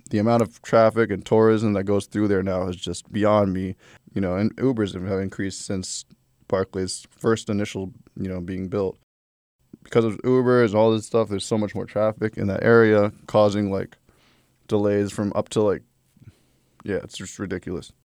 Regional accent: New York City, New York, United States; I was born and raised in Brooklyn.

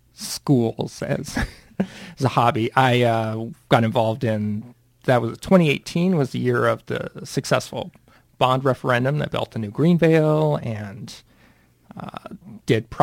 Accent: Montana, United States; moved away as an adult; now in Northfield, United States; I'm originally from Montana

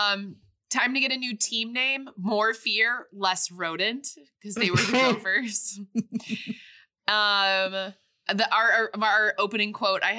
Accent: Chicago, Illinois, United States; growing up in Chicago, I grew up going to both White Sox and Cubs games

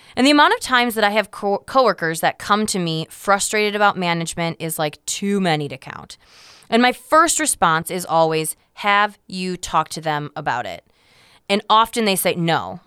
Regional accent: United States; us Americans

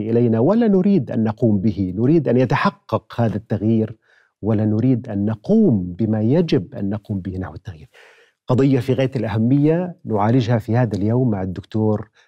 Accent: Jordan

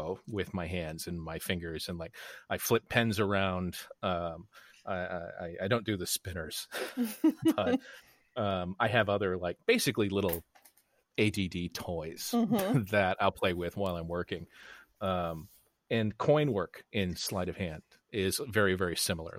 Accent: Arlington, Texas, United States; moved away as an adult; also born or lived in Chicago; I grew up in Arlington, Texas

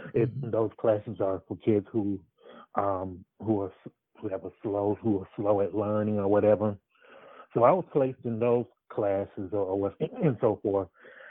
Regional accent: Atlanta, Georgia, United States; I live in Atlanta, Georgia.

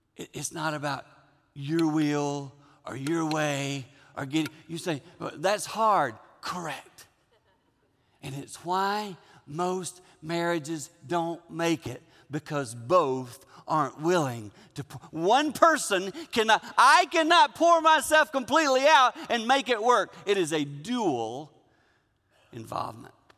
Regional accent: Six Mile, South Carolina, United States; I grew up in Six Mile, South Carolina. I grew up on a little farm

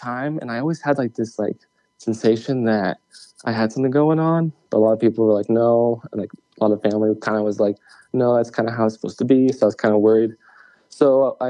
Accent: Wyoming, United States; I was born in Wyoming. I was raised in Wyoming.

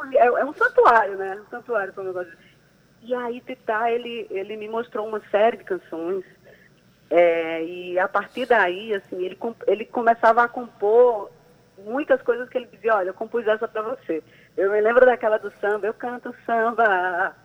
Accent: João Pessoa, Paraíba, Brazil; paraibana, pessoense, nascida e criada aqui

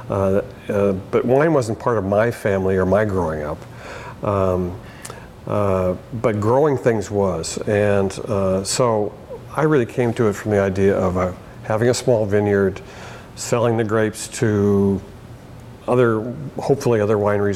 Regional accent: Bay Area, California, United States; moved away as an adult; also born or lived in Portland, Oregon; now in Oregon, United States; I grew up in the Bay Area in California

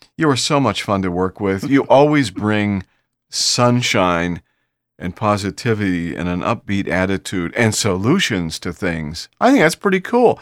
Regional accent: Bay Village, Ohio, United States; now in Houston, United States; I'm from, uh, Bay Village, Ohio originally, and that's my home, that's, it's my hometown

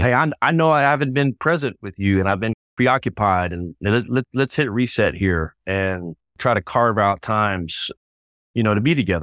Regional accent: Texas, United States; moved away as an adult; also born or lived in Waco, Texas; now in Indianapolis, United States; I'm a native Texan, fifth generation Texan

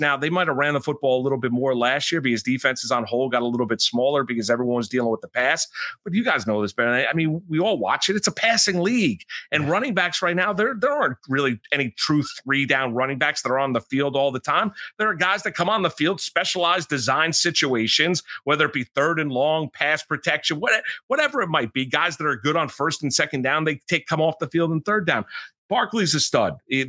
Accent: Pearl River, New York, United States; born or raised there

